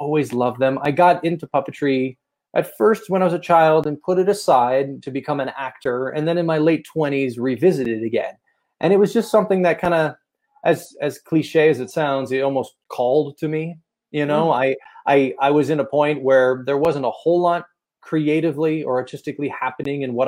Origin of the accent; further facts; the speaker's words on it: San Francisco, California, United States; moved away as an adult; also born or lived in Los Angeles, California; now in Las Vegas, United States; I'm originally from the San Francisco area of California